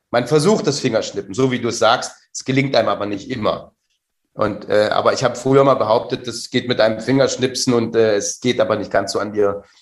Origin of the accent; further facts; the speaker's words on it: Saxony, Germany; mir hat das als Sachse geholfen, diese Vokalverschiebung äh, äh, äh, zu hören den ganzen Tag.